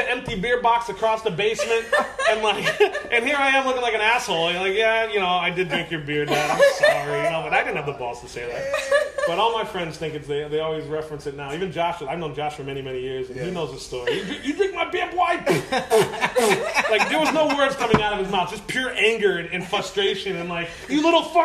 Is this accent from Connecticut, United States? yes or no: yes; Connecticut, United States; now in Miami, United States; I grew up in Connecticut, and we had a basement in the house